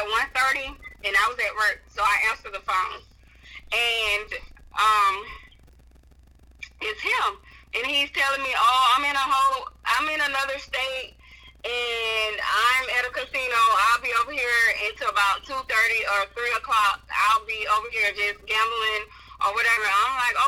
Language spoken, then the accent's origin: English; Alabama, United States; I'm from Alabama, so I live like southern part of Alabama, like on the Gulf Coast. I live there now, and that's where we moved